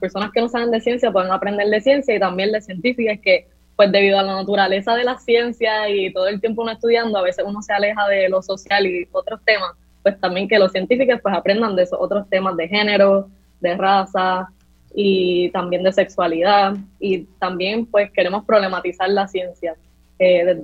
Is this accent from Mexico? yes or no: no; Juncos, Puerto Rico; also born or lived in Caguas; Bueno, pues yo eh, nací en Cagua y me crié en Junco y estudié